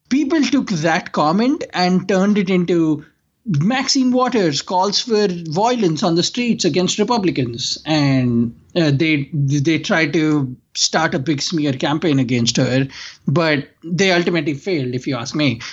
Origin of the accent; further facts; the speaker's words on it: India; now in United States; growing up in India